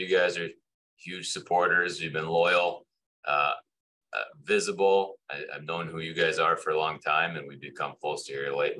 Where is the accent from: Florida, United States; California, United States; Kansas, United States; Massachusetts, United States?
Massachusetts, United States; Amherst; I grew up here in Amherst, so we were coming to visit my in-laws.